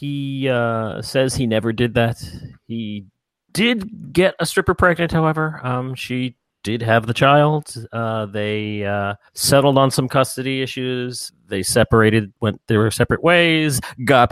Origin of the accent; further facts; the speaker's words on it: New York, United States; I'm a New Yorker